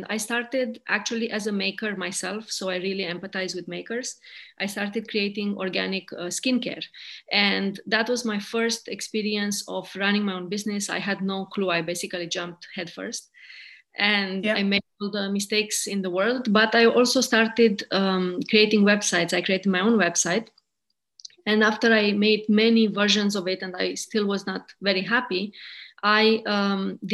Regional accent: Romania; also born or lived in India / United Kingdom; now in Maine, United States; I'm originally from Romania

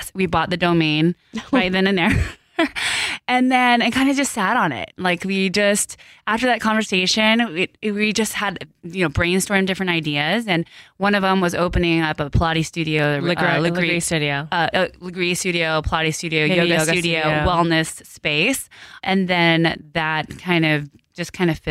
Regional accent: Greeley, Colorado, United States; first language Korean; English is a second language; we were born and raised in Greeley, Colorado, which is in the middle of Colorado, small little cow town

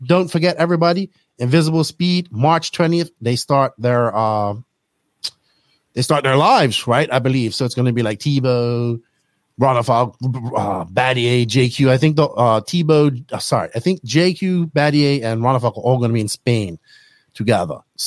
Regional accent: Bermuda; growing up in Bermuda

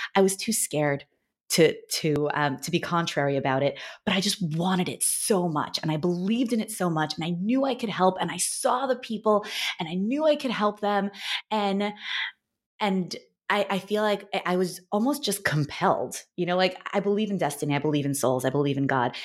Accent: New York, United States; now in Los Angeles, United States; I'm from New York and I, now I live in Los Angeles

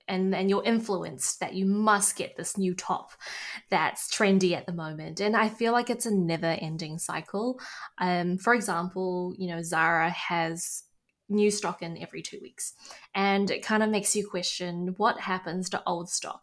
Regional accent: New Zealand; growing up in New Zealand and, you know, being a Kiwi

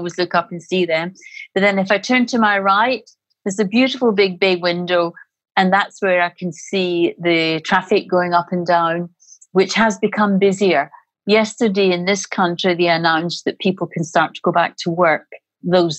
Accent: Glasgow, Scotland, United Kingdom; also born or lived in Spain; now in Liverpool, United Kingdom; I'm originally Scottish. I'm from Glasgow

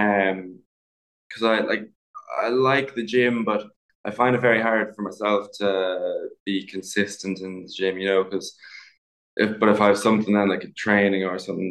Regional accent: Ballymaloe, Munster, Ireland; So I grew up in a kind of on a food farm as such, in East Cork, in a place called Ballymaloe

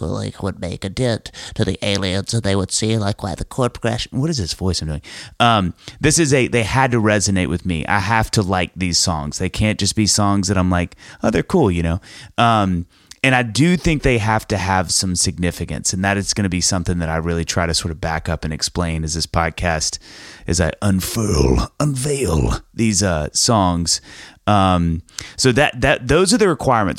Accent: United States; as an American dude

